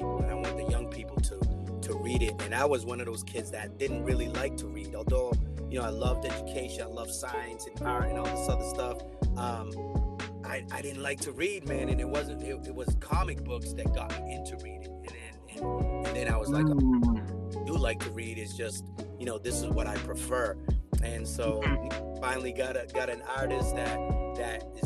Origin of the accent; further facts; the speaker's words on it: New Bedford, Massachusetts, United States; also born or lived in Guinea-Bissau / Cape Verde; was born in Guinea-Bissau, and when I was 3 years old, my family emigrated to the United States, and I grew up in New Bedford, Massachusetts